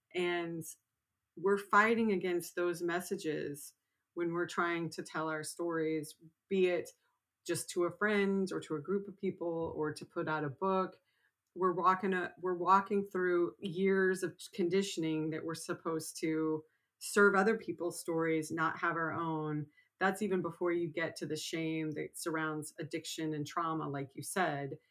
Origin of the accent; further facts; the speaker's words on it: Texas, United States; I grew up in Texas